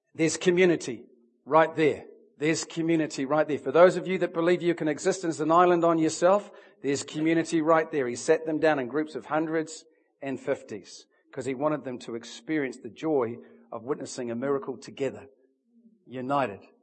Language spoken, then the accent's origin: English; Hunterville, Manawatū-Whanganui, New Zealand; now in Auckland, New Zealand; I'm actually from Hunterville which is where I was born